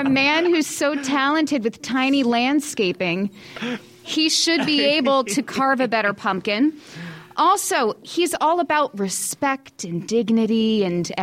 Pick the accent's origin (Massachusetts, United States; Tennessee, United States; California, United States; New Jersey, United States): New Jersey, United States; now in New York, United States; Being that I'm from Jersey